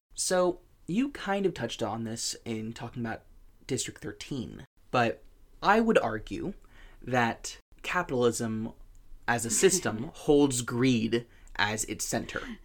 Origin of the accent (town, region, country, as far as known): United States